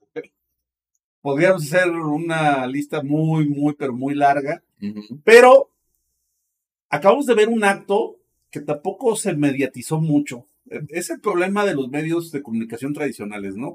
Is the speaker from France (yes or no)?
no; Mexico